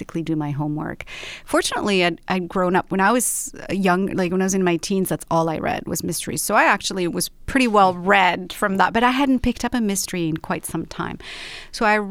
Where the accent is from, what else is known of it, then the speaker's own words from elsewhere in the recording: Rabat, Rabat-Salé-Kénitra, Morocco; also born or lived in London; now in Los Angeles, United States; I was born and raised in Rabat, which is the capital of Morocco